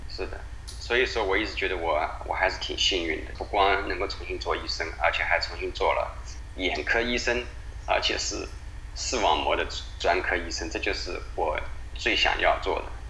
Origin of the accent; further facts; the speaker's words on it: China; moved away as an adult; also born or lived in Oregon, United States / Beijing; now in Philadelphia, United States; 我们所有在中国长大的孩子